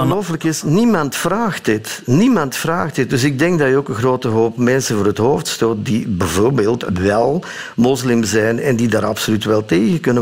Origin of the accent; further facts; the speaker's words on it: Sint-Niklaas, Flanders, Belgium; Ik ben geboren in Sint-Niklaas, de stad